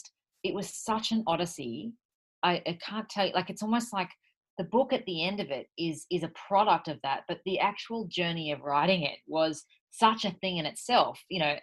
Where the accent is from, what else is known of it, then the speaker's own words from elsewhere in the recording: Sydney, New South Wales, Australia; I'm from Sydney